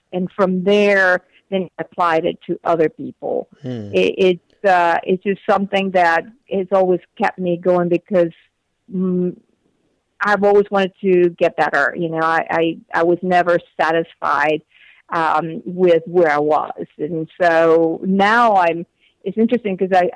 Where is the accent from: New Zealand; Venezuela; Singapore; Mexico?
Venezuela; English is a second language; moved away as an adult; also born or lived in South Africa / North Carolina, United States; now in United States; I came to the States from Venezuela to go to school, and I had started my studies in Venezuela